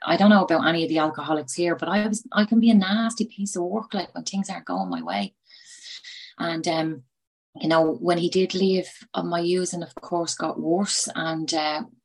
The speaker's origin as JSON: {"language": "English", "town": "Dublin", "region": "Leinster", "country": "Ireland", "moved": "yes", "lives_now": "Tipperary, Ireland", "said": "I am from Dublin, but I live in Tipperary."}